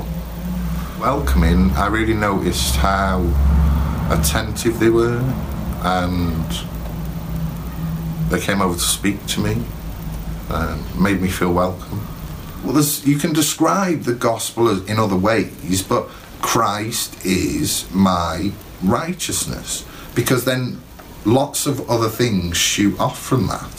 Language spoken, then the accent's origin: English; Rhyl, Wales, United Kingdom; also born or lived in Birmingham; I was born in Birmingham. It's sort of in the centre of the UK. It moved to Rhyl when I was 8. So I went to school in Rhyl.